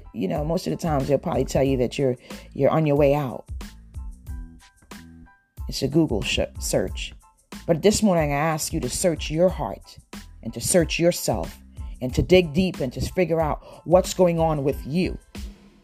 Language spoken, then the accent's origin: English; Trinidad & Tobago; born there; I don't think that God gives me favor because I was born in Trinidad.